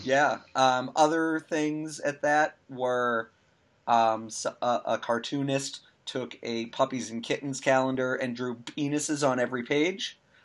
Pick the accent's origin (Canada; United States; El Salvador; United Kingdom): United States; We're American